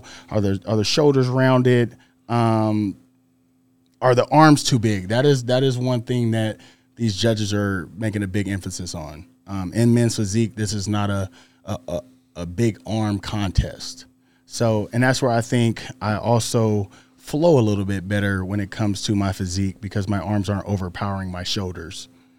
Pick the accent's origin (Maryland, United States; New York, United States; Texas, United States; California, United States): California, United States; Fresno; Fresno, California.